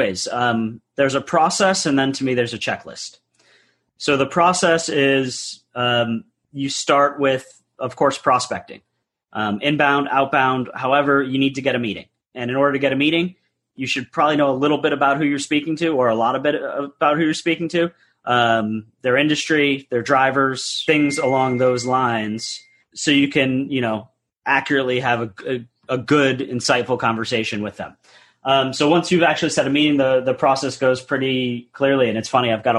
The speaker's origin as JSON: {"language": "English", "region": "New England", "country": "United States", "tie": "born or raised there", "also_born_or_lived": "upstate New York", "moved": "as an adult", "lives_now": "Houston, United States", "said": "I grew up in the New England area, went to school in upstate New York"}